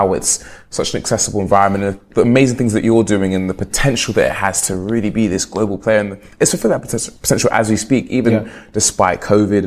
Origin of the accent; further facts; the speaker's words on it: Uganda; I'm from Uganda